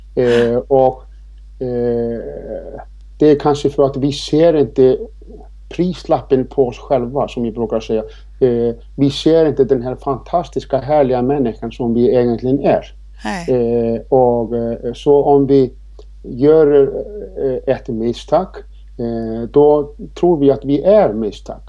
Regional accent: Iceland; now in Sweden; Jag är född och uppvuxen på Island men jag har bott här i 26 år i det här fantastiska fina Sverige

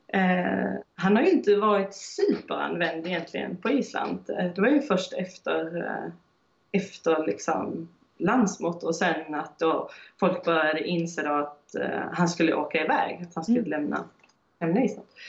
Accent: Höganäs, Skåne, Sweden; moved away as an adult; also born or lived in Iceland; now in France; jag är född i Skåne, i Höganäs

